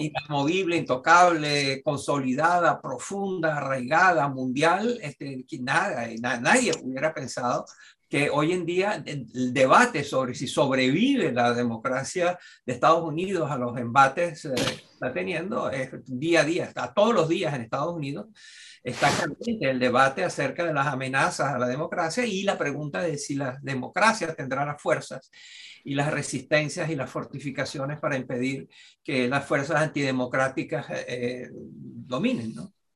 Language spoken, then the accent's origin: Spanish; Venezuela; moved away; como venezolano